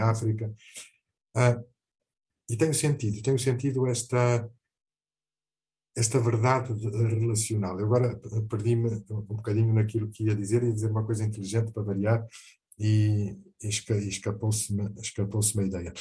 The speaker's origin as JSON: {"language": "Portuguese", "country": "Portugal", "tie": "born or raised there", "also_born_or_lived": "Mozambique", "said": "Tenho Portugal, onde eu nasci, e com muito orgulho. Tenho Moçambique, onde eu devia ter crescido"}